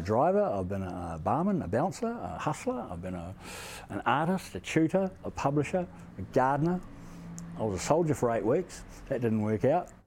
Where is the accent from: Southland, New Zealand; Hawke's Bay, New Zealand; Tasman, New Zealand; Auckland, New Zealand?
Tasman, New Zealand; Motueka Valley; I grew up in the Motueka Valley on a farm by a river